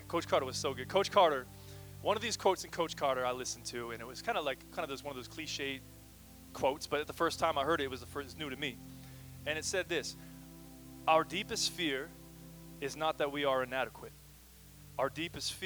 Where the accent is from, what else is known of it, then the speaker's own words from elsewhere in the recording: Kelowna, British Columbia, Canada; moved away as an adult; also born or lived in Michigan; now in Portland, United States; I'm from the sunny Okanagan Valley